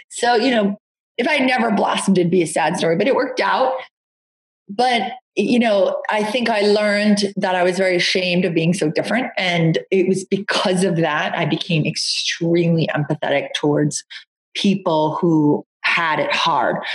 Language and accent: English; Long Island, New York, United States; I grew up in Long Island and um, with two two really lovely parents in a very suburban environment.